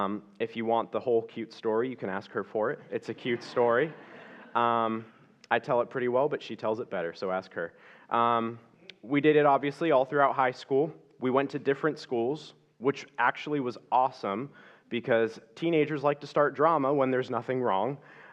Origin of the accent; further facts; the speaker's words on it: Ventura, California, United States; I was born and raised here in Ventura, California. I'm 25 years old.